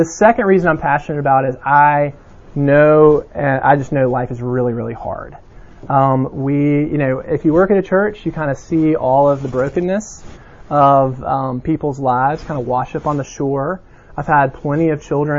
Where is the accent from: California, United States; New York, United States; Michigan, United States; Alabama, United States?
Alabama, United States; Mountain Brook; I was from Birmingham and particularly Mountain Brook